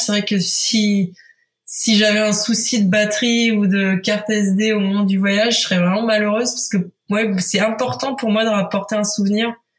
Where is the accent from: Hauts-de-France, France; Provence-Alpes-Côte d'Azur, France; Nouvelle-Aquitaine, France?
Hauts-de-France, France; Picardy; moved away as an adult; now in Paris, France; Je viens de Picardie, euh, et je me suis installée à Paris